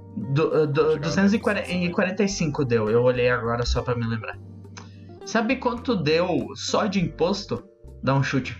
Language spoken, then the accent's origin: Portuguese; Brazil; eu sou do Brasil